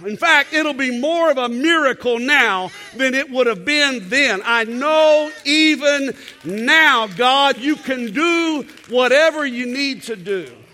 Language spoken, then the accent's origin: English; Texas, United States; as a Texan